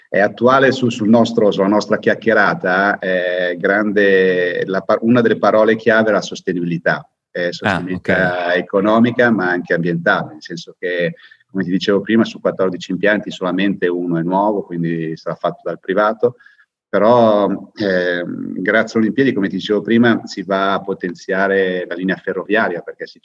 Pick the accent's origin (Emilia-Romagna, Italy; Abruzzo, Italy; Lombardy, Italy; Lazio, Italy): Lombardy, Italy; Lecco; Beh, io sono di Lecco, abito di fronte al lago